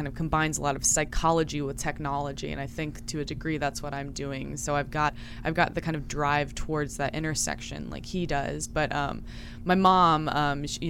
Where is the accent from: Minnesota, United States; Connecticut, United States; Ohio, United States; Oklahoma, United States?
Ohio, United States; Yellow Springs; I'm from Yellow Springs, Ohio.